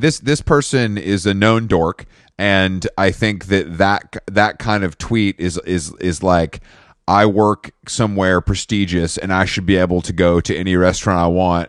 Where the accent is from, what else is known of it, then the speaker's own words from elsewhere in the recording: United States; as an American